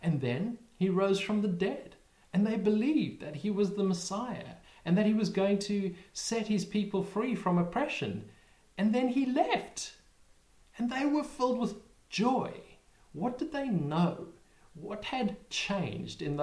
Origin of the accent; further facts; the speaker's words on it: South Africa; now in United Kingdom; we live in the UK, but we're originally from South Africa